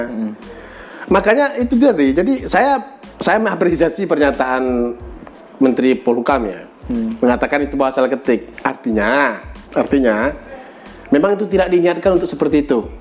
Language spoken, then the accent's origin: Indonesian; Minangkabau, West Sumatra, Indonesia; saya orang Minang